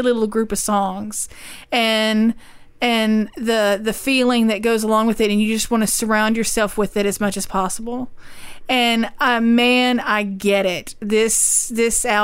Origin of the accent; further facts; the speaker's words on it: Louisiana, United States; I'm from Louisiana